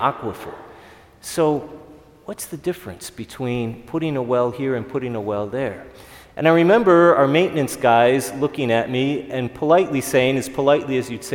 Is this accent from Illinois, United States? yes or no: yes; Chicago, Illinois, United States; growing up in Chicago